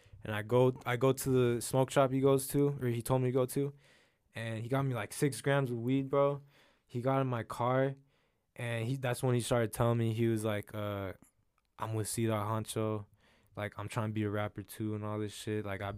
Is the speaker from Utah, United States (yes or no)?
yes; Utah, United States; moved away; also born or lived in Temecula; I'm from Utah